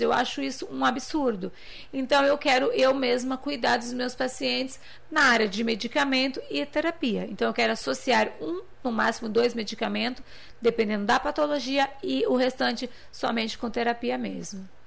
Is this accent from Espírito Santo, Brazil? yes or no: no; Limeira, São Paulo, Brazil; eu sou de Limeira